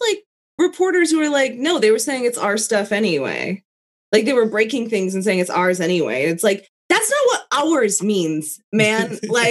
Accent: Utah, United States; I was 19. I was from Utah

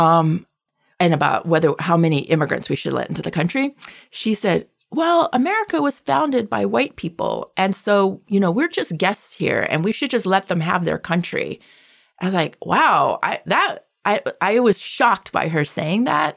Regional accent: the South, United States; I grew up as a half Asian, half white kid in a southern suburb

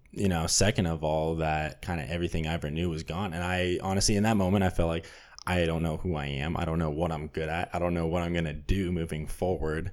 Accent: Burbank, California, United States; I'm from Burbank, California

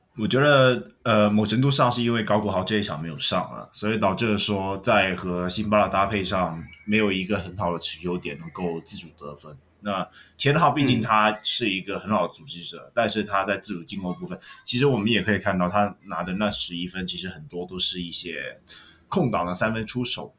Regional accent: Hong Kong; 我是香港人，但是我会去看 Plus League

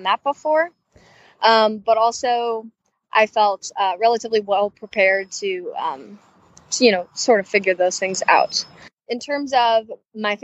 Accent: Chicago, Illinois, United States; moved away as an adult; now in Muncie, United States; Originally, I'm from Chicago, Illinois, within the suburbs of the Southwest area.

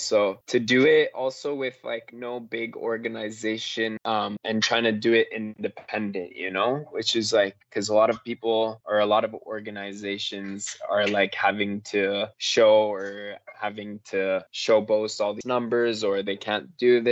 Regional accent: Canada; we're so blessed to be Canadian

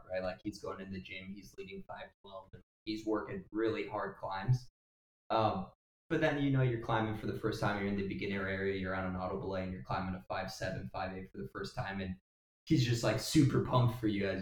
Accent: Wrightstown, Wisconsin, United States; I've got a buddy since first grade. We grew up in Wrightstown

